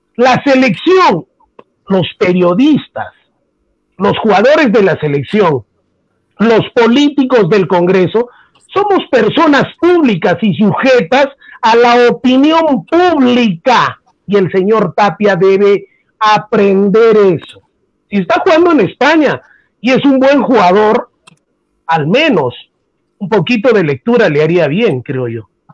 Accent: Peru; como peruano que soy

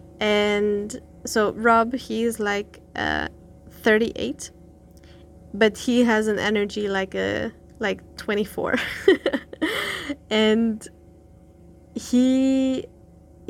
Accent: Berlin, Germany; moved away as an adult; I grew up in Berlin

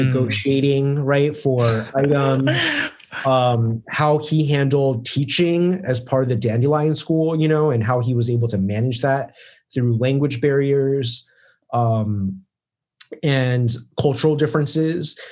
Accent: Maryland, United States; moved away as an adult; i'm from like maryland

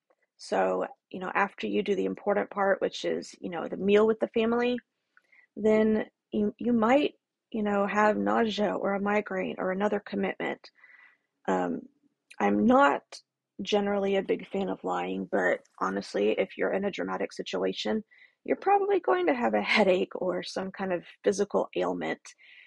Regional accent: the South, United States; I'm from the South, so we've got that Southern hospitality

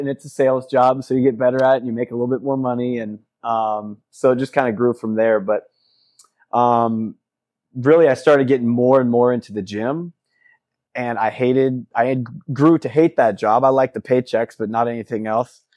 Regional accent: Midwest, United States; moved away as an adult; also born or lived in Fort Myers, Florida / Kansas / Missouri; now in Sarasota, United States; moved when I was, uh, up to the Midwest when I was six to Missouri. and, uh, stayed in the Midwest, Missouri, and Kansas both until I was thirty

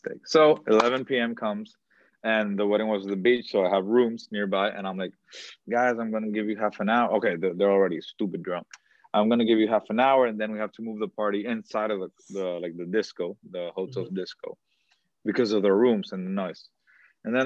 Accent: Dominican Republic; Dominicans, we're regateadores

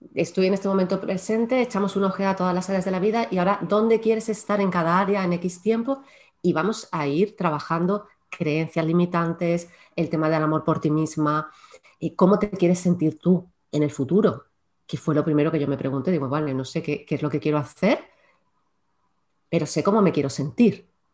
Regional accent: Córdoba, Andalusia, Spain; now in Málaga, Spain; yo soy malagueña de adopción porque realmente nací en ah. Córdoba, pero llevo ya en Málaga, ¡buah! La tira de tiempo

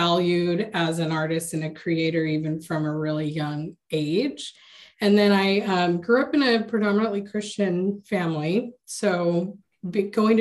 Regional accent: United States; I was born and raised here in the States

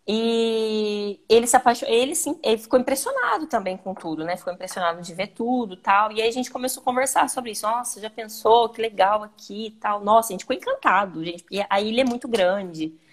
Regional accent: Londrina, Paraná, Brazil; now in Madeira, Portugal; Eu sou de Londrina, Paraná, né? Sou lá do Paraná. E agora eu moro aqui na Ilha da Madeira, em Portugal.

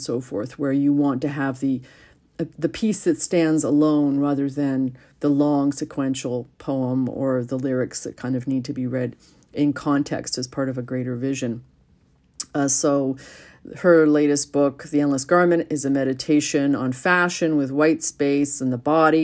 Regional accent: Vancouver, British Columbia, Canada; I'm from Vancouver

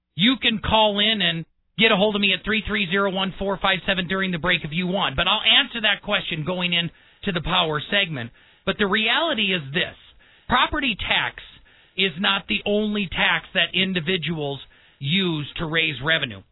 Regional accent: Wisconsin, United States; I grew up in Wisconsin and I went to school in La Crosse, Wisconsin

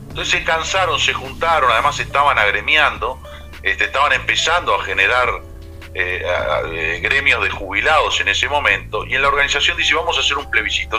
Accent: Maldonado, Uruguay; yo soy de Maldonado

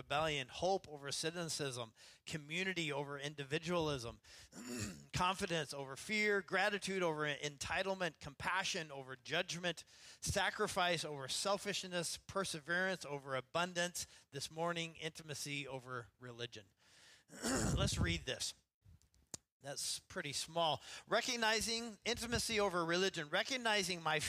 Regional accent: Idaho, United States; now in Seattle, United States; growing up in Idaho

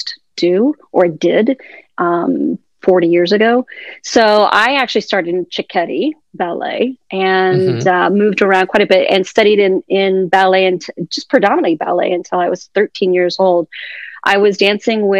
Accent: Columbus, Ohio, United States; also born or lived in Fort Lauderdale, Florida; now in Miami, United States; I grew up in Columbus, Ohio

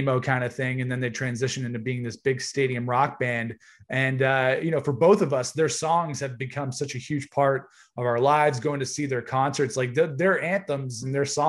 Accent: Canada; being Canadian fans

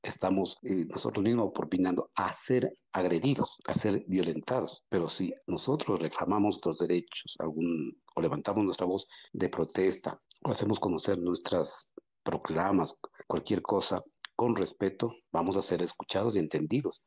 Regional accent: Quito, Pichincha, Ecuador; como quiteño

